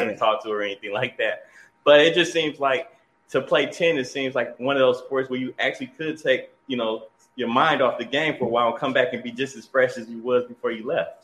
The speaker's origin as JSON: {"language": "English", "region": "Michigan", "country": "United States", "said": "we're from Michigan."}